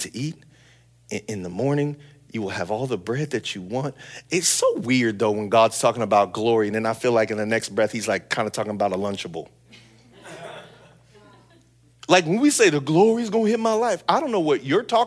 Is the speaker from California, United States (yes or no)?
yes; San Bernardino, California, United States; I grew up in San Bernardino